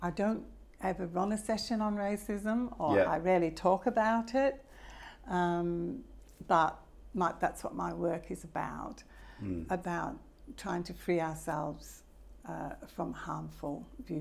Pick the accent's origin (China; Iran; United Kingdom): United Kingdom; Manchester, North West England; I was born in Manchester 3 years after the war